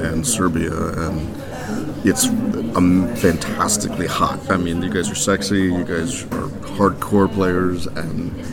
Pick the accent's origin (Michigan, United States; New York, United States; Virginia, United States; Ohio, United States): Virginia, United States; Virginia Beach; uh, I live on uh, in from, I'm from Virginia Beach, uh, in, in, the United States, which is about three hours south of Washington D.C.